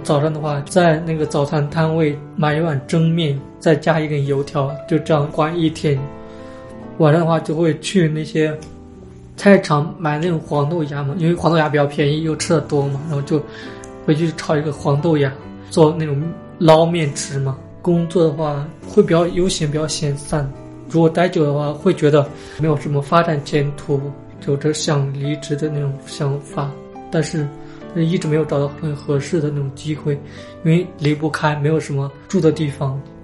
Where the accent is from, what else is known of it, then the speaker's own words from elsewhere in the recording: northern China, China; now in Guangzhou, China; 作为一个北方人来说，会觉得特别地想家，就特别想吃那种家乡那边的食物。因为我们家乡那边的话，热干面会比较流行一点